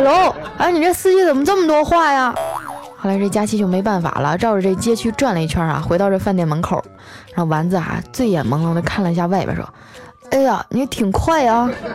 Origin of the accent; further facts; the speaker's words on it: northern China, China; 这是我们北方的方言